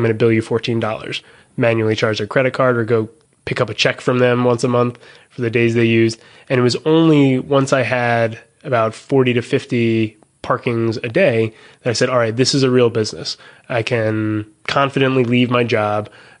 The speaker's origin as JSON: {"language": "English", "town": "Cranford", "region": "New Jersey", "country": "United States", "tie": "born or raised there", "said": "I grew up in Cranford, moved away, came back 11 years later"}